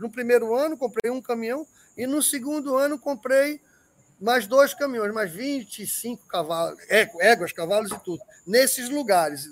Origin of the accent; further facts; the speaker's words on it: Pernambuco, Brazil; moved away; also born or lived in Paraíba; eu sou pernambucano, é, lá é muito acidentado